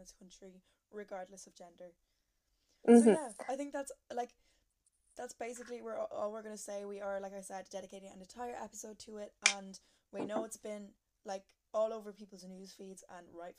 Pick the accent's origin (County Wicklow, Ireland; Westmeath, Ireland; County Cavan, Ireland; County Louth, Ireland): Westmeath, Ireland; Mullingar; born or raised there